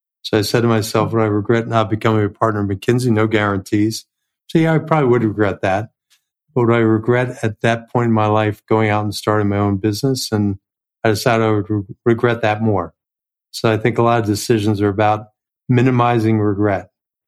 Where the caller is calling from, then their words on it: New York City, New York, United States; New York City.